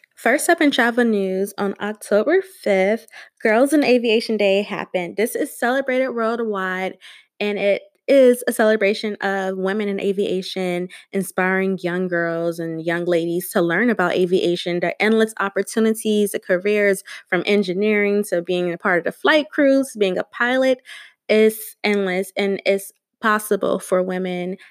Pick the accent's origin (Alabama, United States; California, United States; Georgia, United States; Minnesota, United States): Georgia, United States; also born or lived in Delaware; now in Maryland, United States; I am originally from Georgia, then I moved to Delaware